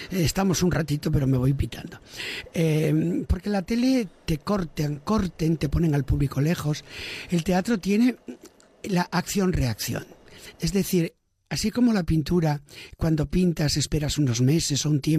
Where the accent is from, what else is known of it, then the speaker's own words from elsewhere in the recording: Galicia, Spain; first language Galician; moved away; also born or lived in Valencia; porque yo en mi casa hablaba gallego y en el colegio castellano, y de hecho hablo un castellano que si quiero no tengo acento ninguno, si no, sí, si no, sí me sale un gallego divino